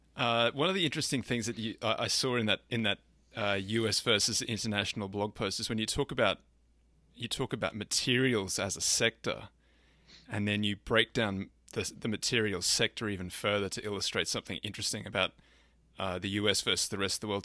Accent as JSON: {"language": "English", "country": "Australia", "said": "being Australian"}